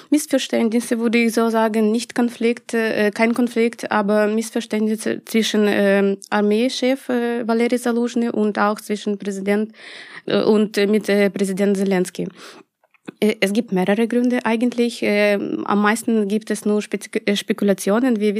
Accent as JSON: {"language": "German", "country": "Ukraine", "said": "Ja, ich bin auch"}